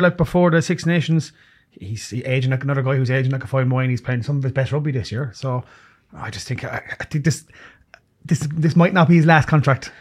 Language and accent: English; Ireland; as Irish people